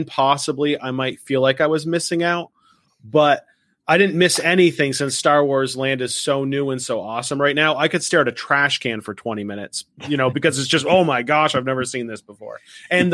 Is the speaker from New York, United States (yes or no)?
no; Vermont, United States; I come from Vermont, which is almost in Canada